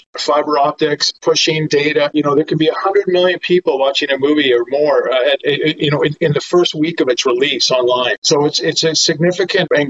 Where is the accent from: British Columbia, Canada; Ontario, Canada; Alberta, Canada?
British Columbia, Canada; Vancouver; I'm from Vancouver, Canada, worked on a number of companies, primarily based out of Vancouver